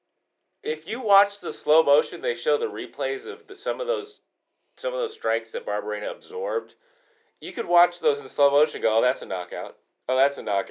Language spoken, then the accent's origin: English; Phoenix, Arizona, United States; my hometown of Phoenix